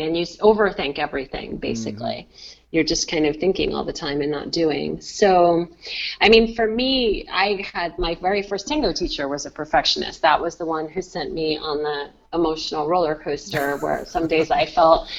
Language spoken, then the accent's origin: English; Rhode Island, United States; also born or lived in San Francisco; I know the community in my home state pretty well, Rhode Island